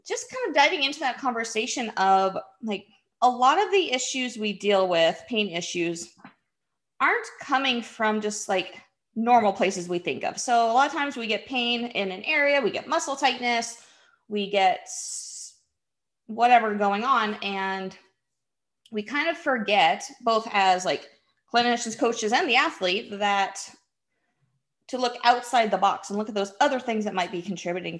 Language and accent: English; Midwest, United States; now in Arizona, United States; I've lived here longer than I've lived anywhere else, but I still, because I grew up in the Midwest